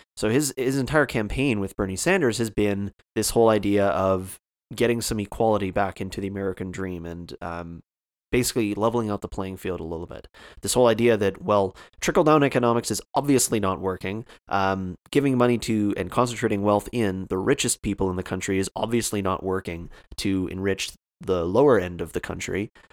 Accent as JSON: {"language": "English", "country": "Canada", "said": "I'm Canadian"}